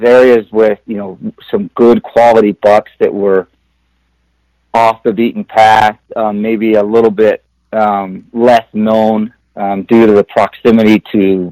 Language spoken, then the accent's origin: English; Utah, United States; I grew up in Utah